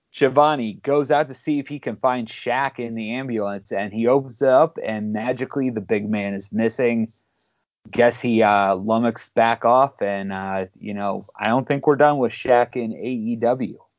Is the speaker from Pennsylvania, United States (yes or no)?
yes; Pittsburgh, Pennsylvania, United States; I'm from Pittsburgh. We make our own way